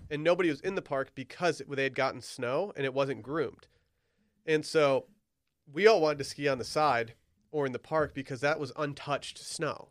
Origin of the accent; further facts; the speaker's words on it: Michigan, United States; we have an, a very impressive terrain park at both ski areas in my hometown